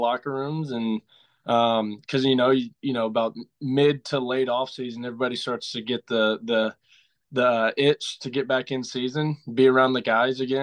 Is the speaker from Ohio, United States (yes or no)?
no; about 30 minutes from Beaumont, Texas, United States; It was in Beaumont, Texas, about 30 minutes out of my hometown